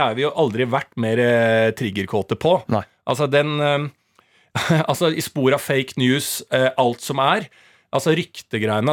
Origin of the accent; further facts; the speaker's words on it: Bærum, Akershus, Norway; Bo hjemme mm. i, på Bærums Verk i blokka